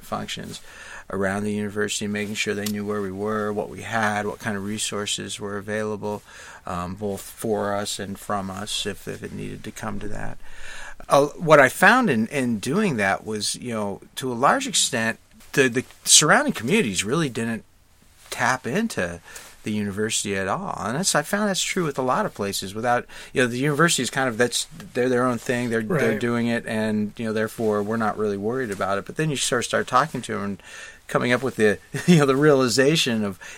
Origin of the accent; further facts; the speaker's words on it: Lincoln, Nebraska, United States; now in Los Angeles, United States; I grew up in Lincoln, Nebraska